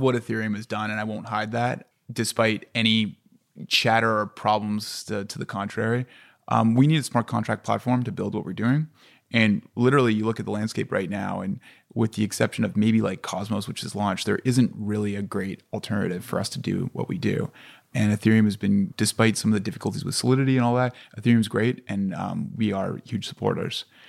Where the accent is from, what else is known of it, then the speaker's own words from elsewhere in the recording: Canada; I'm Canadian